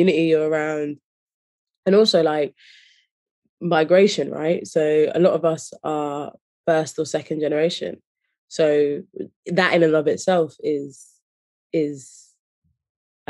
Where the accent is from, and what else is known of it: Slough, South East England, United Kingdom; born or raised there; also born or lived in Leicester / London